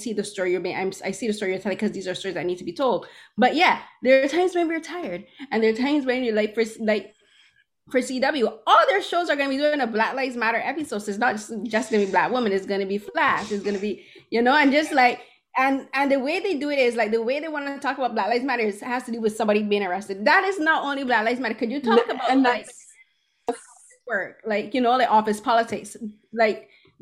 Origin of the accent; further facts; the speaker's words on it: Barbados; growing up in the Caribbean and growing up in Barbados